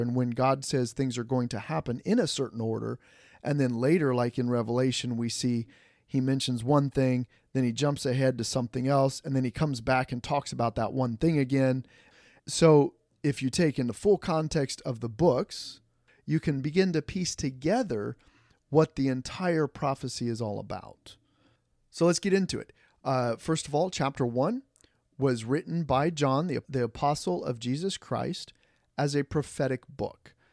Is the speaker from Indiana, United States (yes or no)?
yes; Fort Wayne, Indiana, United States; moved away; my pastor where I grew up back in the Fort Wayne, Indiana